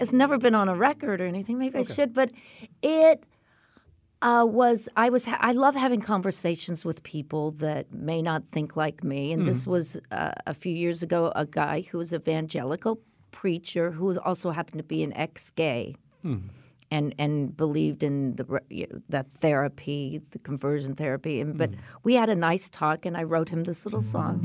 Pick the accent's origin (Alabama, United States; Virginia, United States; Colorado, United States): Colorado, United States; I'm from Colorado